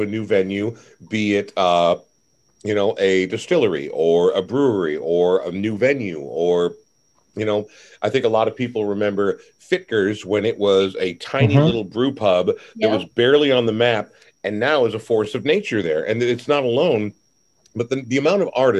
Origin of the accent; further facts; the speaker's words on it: Coon Rapids, Minnesota, United States; also born or lived in Portland, Oregon; now in Minneapolis, United States; I didn't happen to have that same affinity for where I grew up in Coon Rapids, so I moved to Minneapolis the second I could.